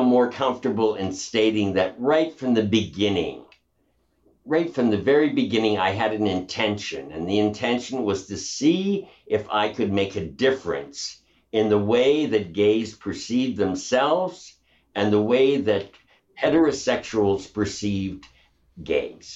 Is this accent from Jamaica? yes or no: no; Western Canada, Canada; moved away as an adult; also born or lived in New York City; I grew up in the Wild West of Canada